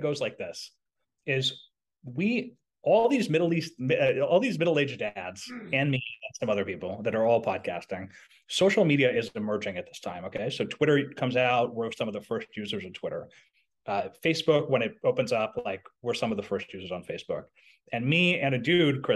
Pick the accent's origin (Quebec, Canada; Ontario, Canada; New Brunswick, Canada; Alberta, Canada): Quebec, Canada; Montreal; I was in Quebec, which is where I was brought up in Montreal.